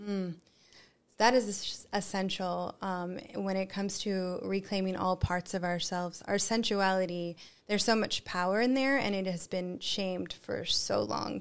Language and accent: English; United States; I'm American as well.